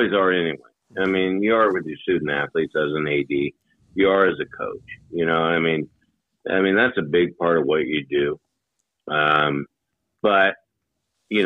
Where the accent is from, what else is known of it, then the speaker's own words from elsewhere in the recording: Hermiston, Oregon, United States; when I grew up in Hermiston, Oregon